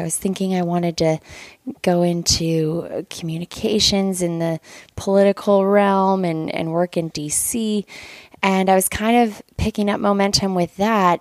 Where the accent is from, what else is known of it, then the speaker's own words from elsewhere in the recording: Lander, Wyoming, United States; So I am from Lander, Wyoming, and I was born and raised there